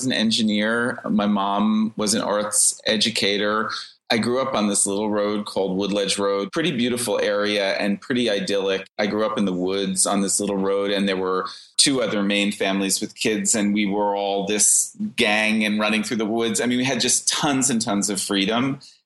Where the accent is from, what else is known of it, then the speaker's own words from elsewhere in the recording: Watchung, New Jersey, United States; now in New York City, United States; Originally, I'm from New Jersey. I grew up there